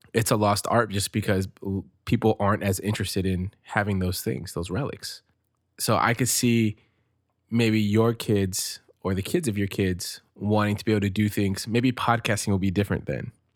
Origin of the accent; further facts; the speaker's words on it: United States; I'm American born of Mexican descent